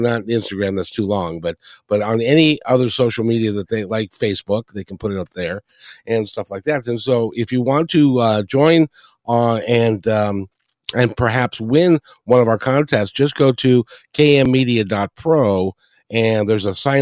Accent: Kenmore, Washington, United States; moved away; I grew up in Kenmore

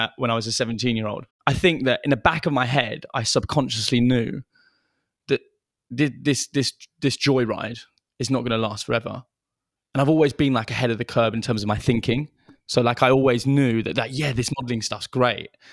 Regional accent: London, United Kingdom; also born or lived in Bolton; I grew up in London

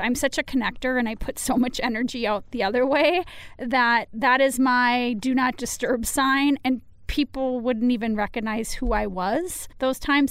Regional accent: United States; just because I live in the United States that I don't take great pride in being an American

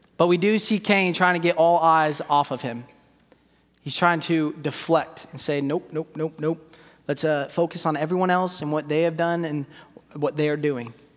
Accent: California, United States; I'm from California

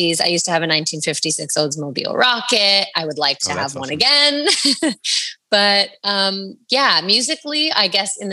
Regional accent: Agoura Hills, California, United States; my hometown of Agoura Hills

